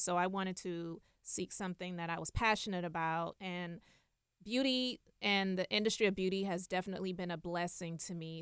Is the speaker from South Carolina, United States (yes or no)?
yes; Charleston, South Carolina, United States; I'm originally from Charleston, South Carolina